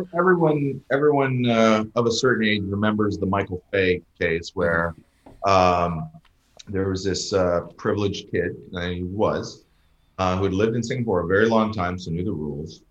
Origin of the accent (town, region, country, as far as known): Canada; moved away as an adult; also born or lived in United States / London, England